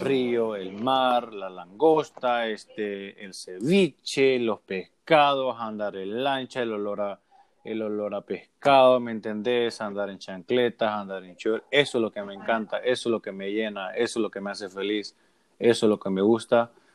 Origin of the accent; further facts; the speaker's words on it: Puerto Cortés, Cortés, Honduras; moved away as an adult; also born or lived in Omoa; now in Miami, United States; obviamente soy hondureño, ¿no? Pero yo también soy de Miami. Yo llevo casi 12 años viviendo en Miami